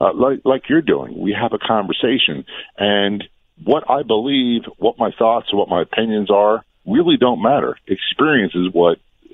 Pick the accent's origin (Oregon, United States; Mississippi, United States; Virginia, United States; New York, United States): Virginia, United States; Norfolk; I grew up in Norfolk, Virginia, a big military town.